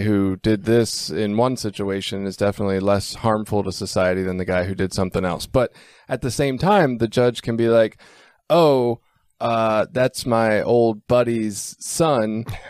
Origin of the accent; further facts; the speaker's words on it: Baltimore, Maryland, United States; I'm from Baltimore